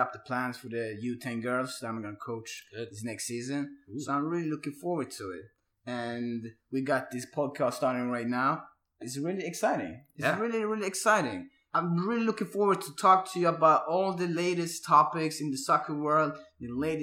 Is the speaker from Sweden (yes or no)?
yes; Sweden; now in Atlanta, United States; Where I live here now in Atlanta, USA, from my background, from being born and raised in Sweden, and my parents are from Turkey